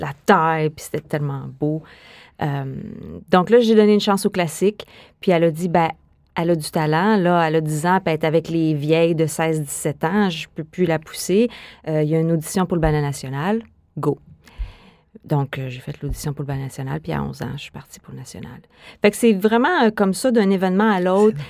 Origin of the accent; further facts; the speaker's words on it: Quebec City, Quebec, Canada; moi, je suis née à Québec, hein? je suis une fille de Québec